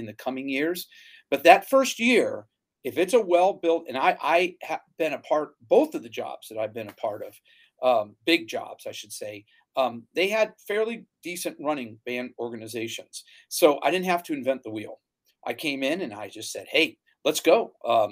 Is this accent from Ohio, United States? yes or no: yes; Northeastern Ohio, United States; moved away as an adult; also born or lived in Louisiana; I grew up in Northeastern Ohio